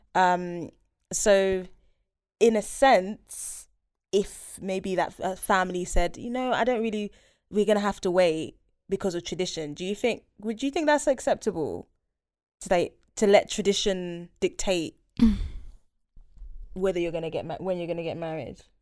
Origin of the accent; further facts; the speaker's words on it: Nigeria; I am Nigerian